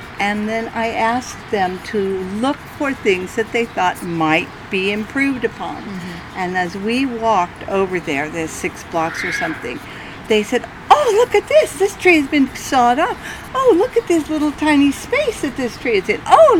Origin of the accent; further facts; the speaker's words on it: California, United States; Central California.